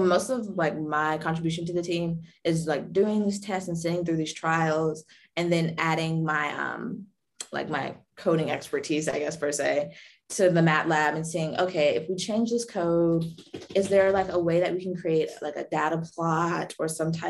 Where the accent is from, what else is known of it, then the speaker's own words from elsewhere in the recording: Durham, North Carolina, United States; Durham, my hometown